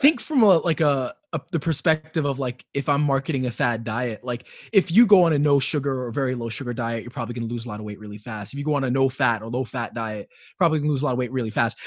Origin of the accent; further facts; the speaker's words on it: New York City, New York, United States; also born or lived in Flatbush, Brooklyn; I grew up in Upper West Side, so obviously I grew up in an area that's much more affluent. Um, but I also grew up in in Flatbush